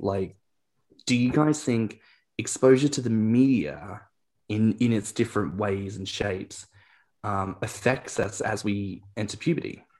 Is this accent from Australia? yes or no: yes; Australia; as an Australian